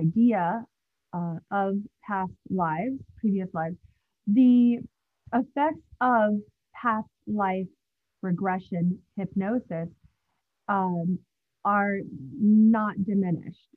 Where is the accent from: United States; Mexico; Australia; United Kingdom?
United States; also born or lived in Los Angeles, California; now in Manhattan / New Jersey, United States; I'm from the States, and lived in LA for some time, and now I'm on the East Coast in Manhattan and New Jersey area as well